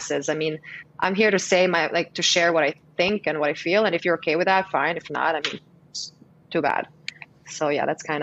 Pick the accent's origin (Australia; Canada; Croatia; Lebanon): Croatia; moved away as an adult; also born or lived in New York, United States; now in Miami, United States; originally I'm from Croatia. Yeah, I'm from Croatia, born and raised. I moved to the States when I was 22 on my own